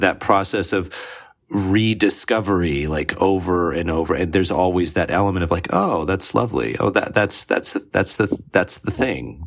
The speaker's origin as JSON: {"language": "English", "country": "United States", "said": "I'm an American"}